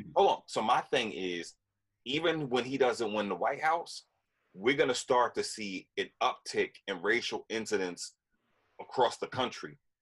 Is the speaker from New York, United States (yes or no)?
yes; Yonkers, New York, United States; I grew up in Yonkers